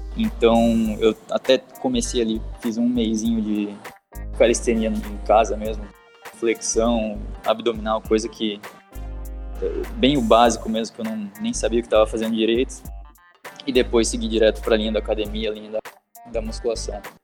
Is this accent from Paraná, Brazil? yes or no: yes; Curitiba, Paraná, Brazil; moved away as an adult; now in Australia; eu sou natural de Curitiba, no Paraná. Atualmente eu estou morando aqui na Austrália por um ano